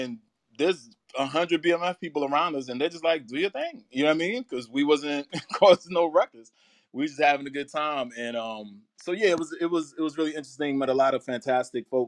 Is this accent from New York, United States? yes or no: yes; New York City, New York, United States; moved away as an adult; now in Atlanta, United States; I have been in Atlanta since 2003, but I'm originally from New York, from Queens, Left Rack City. And I went to school in New York, started working in New York